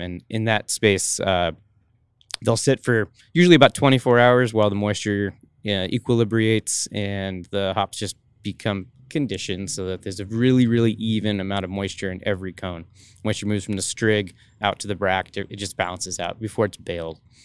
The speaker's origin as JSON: {"language": "English", "region": "Washington", "country": "United States", "also_born_or_lived": "Colorado", "moved": "yes", "said": "I'm from Washington"}